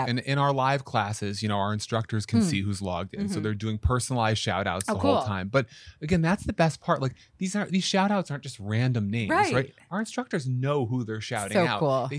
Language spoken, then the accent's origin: English; Syracuse, New York, United States; moved away; I'm from Syracuse, New York.